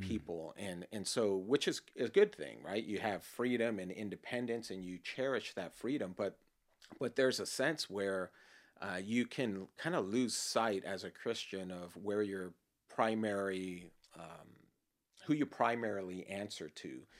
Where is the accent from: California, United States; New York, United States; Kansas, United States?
California, United States; Los Angeles; born or raised there